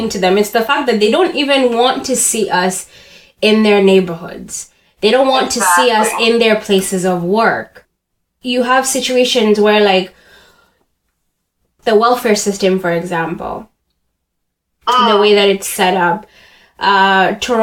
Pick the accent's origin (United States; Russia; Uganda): Uganda; now in Canada; I hate saying I grew up in Canada because I was already like a fully developed human when I moved here. I was active in the Ugandan community